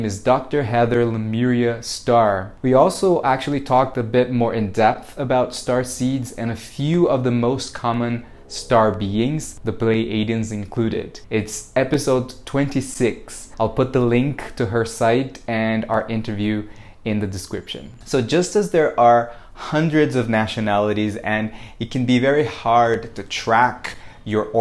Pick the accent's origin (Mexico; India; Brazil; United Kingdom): Brazil; I was born in Brazil